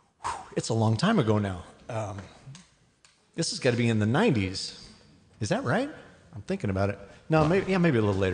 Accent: Scottsdale, Arizona, United States; my hometown in Scottsdale.

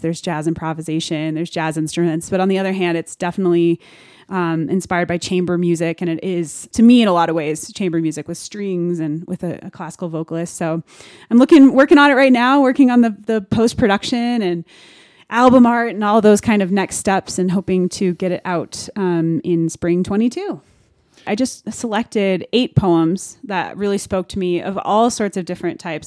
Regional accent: Denver, Colorado, United States; I am born and raised in Denver, Colorado

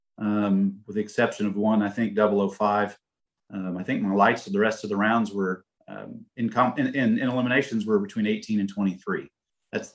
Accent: Indianapolis, Indiana, United States; we're from Indy

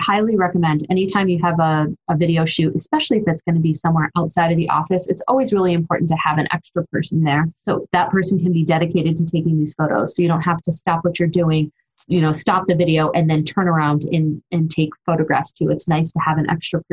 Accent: Ohio, United States; I'm from Ohio where it's nothing but flat land

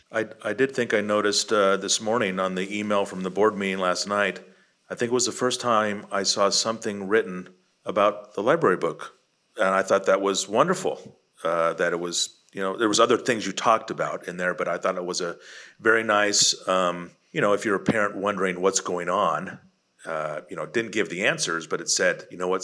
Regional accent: Bay Area, California, United States; now in Texas, United States; I lived in California in the Bay Area

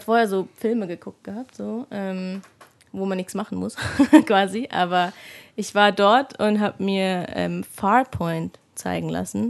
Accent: Mainz, Rhineland-Palatinate, Germany; now in Munich, Germany; Aber ich bin eigentlich ja aus Mainz.

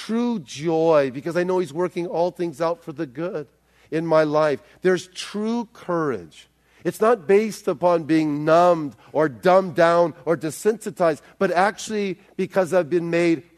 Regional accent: South Bay, Los Angeles, California, United States; I grew up in South Bay, but the South Bay is beautifully dynamic, more dynamic than it was when I was in high school

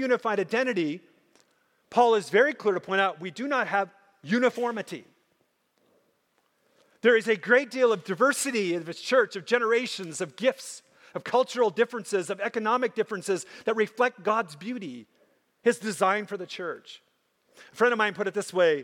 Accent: Minnesota, United States; I grew up in Minnesota, and I grew up with lots of Native Americans

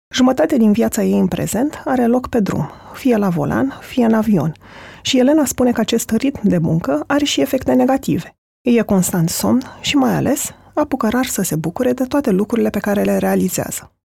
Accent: Adjud, Vrancea County, Romania; moved away; eu sunt din Adjut

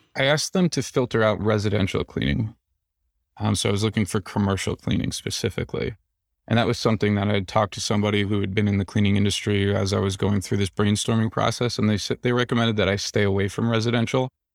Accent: New Jersey, United States; also born or lived in New York City area; now in Nashville, United States; I'm from New Jersey

